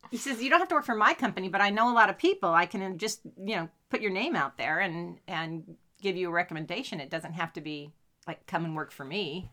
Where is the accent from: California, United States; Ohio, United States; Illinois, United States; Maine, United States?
California, United States; Sacramento; we're from Sacramento